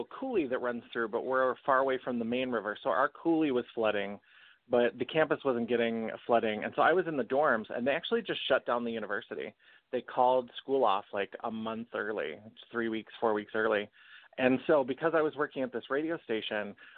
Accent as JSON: {"language": "English", "region": "North Dakota", "country": "United States", "said": "I'm originally from North Dakota"}